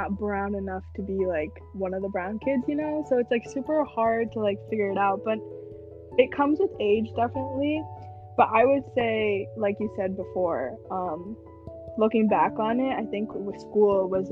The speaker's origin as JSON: {"language": "English", "country": "United States", "tie": "born or raised there", "said": "growing up as brown kids in America"}